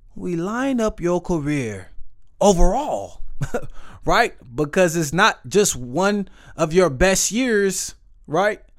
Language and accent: English; Waco, Texas, United States; I am from Waco, Texas